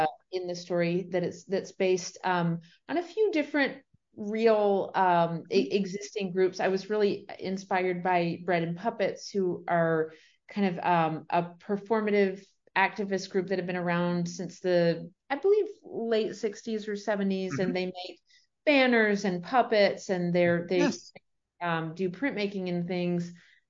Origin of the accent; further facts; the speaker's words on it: Sarasota, Florida, United States; I was born in Sarasota, Florida, and spent the first few years of my life near there in South Florida.